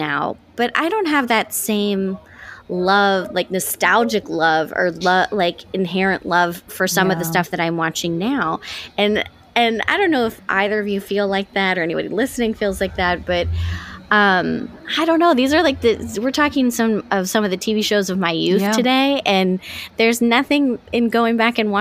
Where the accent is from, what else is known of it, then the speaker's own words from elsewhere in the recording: the Bay Area, California, United States; I love the Bay Area